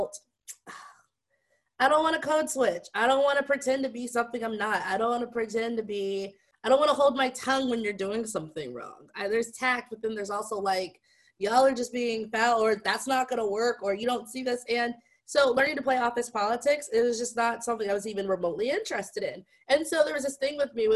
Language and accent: English; Las Vegas, Nevada, United States; moved away as an adult; also born or lived in Ohio; Born and raised in Las Vegas